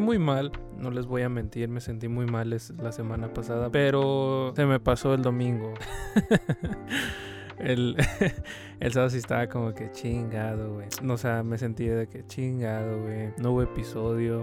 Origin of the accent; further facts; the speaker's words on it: Mexico; aquí en México no, no somos chicanos, pero sí ser latinos